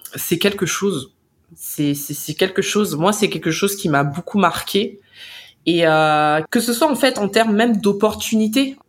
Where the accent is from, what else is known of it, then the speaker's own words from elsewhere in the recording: France; en tant que Français